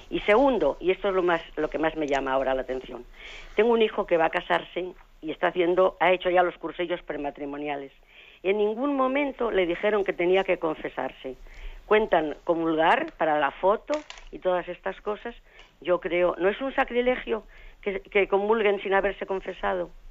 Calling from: Oviedo, Asturias, Spain; Señor, mire … de Oviedo

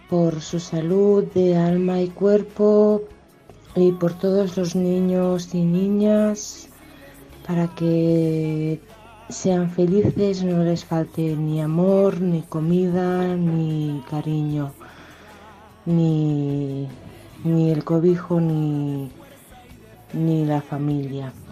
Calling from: Barcelona, Catalonia, Spain; Hola Mónica … de Barcelona.

